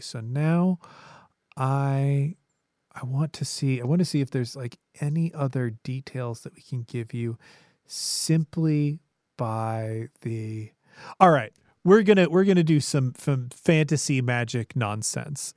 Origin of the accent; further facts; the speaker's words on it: Colorado, United States; my home state of Colorado